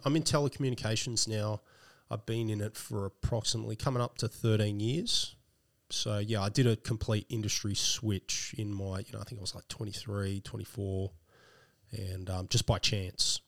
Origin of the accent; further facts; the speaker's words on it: Sydney, New South Wales, Australia; also born or lived in Blacktown; I didn't grow up there. I grew up more around northwestern Sydney. Okay around Winston Hills, then to Castle Hill